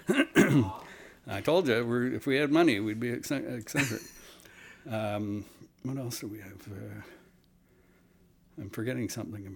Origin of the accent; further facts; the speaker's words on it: Simcoe, Ontario, Canada; also born or lived in Toronto, Ontario; I am from Simcoe, Ontario, as a kid, which, not to be confused with Barrie area, Simcoe County, near Port Dover. I was there till I was about 12, and then moved to Toronto